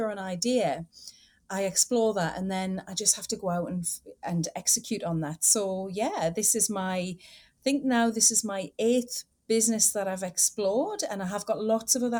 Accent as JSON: {"language": "English", "region": "North East England", "country": "United Kingdom", "also_born_or_lived": "Australia", "moved": "yes", "lives_now": "London, United Kingdom", "said": "as you can tell by my accent, I'm not originally from Australia. I'm from the northeast of England in the UK."}